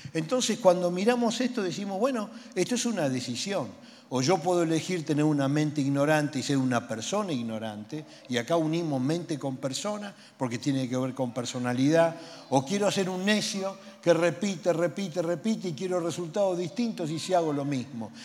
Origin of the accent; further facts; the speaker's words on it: Buenos Aires, Argentina; Y yo soy porteño